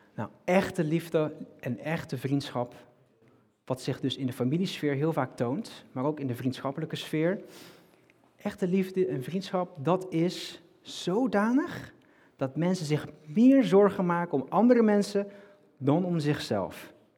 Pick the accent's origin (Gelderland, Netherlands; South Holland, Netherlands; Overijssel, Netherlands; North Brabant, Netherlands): North Brabant, Netherlands; now in Rotterdam, Netherlands; ik kom uit Brabant